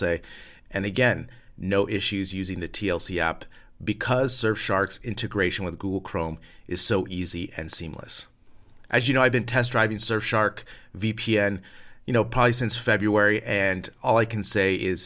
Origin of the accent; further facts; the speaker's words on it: United States; moved away; I'm an American living abroad.